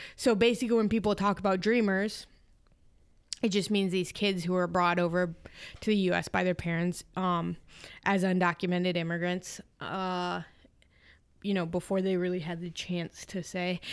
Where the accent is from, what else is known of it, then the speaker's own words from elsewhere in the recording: Iowa, United States; I'm from Iowa